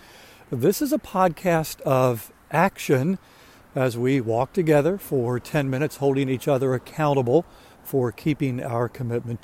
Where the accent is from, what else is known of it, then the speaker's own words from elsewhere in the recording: Maryland, United States; moved away as an adult; now in South Carolina, United States; I'm from Maryland, just moved down here a little more than a year ago